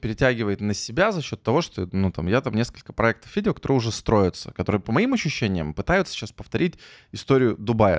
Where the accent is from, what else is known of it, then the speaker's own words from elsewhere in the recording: Yekaterinburg, Sverdlovsk Oblast, Russia; now in Saint Petersburg, Russia; Я простой мужик из Екатеринбурга